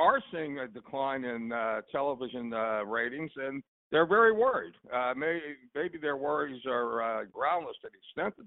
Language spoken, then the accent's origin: English; Pittsburgh, Pennsylvania, United States; When you and I were growing up in the Pittsburgh area